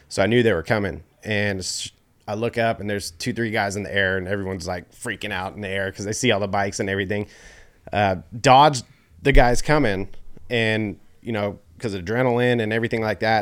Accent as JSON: {"language": "English", "town": "Oakley", "region": "California", "country": "United States", "tie": "born or raised there", "also_born_or_lived": "Antioch / Knightsen", "said": "I grew up out here in Oakley."}